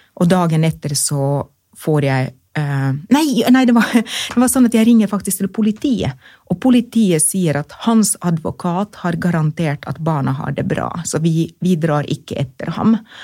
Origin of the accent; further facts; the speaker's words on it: Finland; accent: monoton aksent; Norwegian is a second language; moved away as an adult; now in Oslo, Norway; jeg er født og oppvokst i Finland og kommet hit eh, da jeg var voksen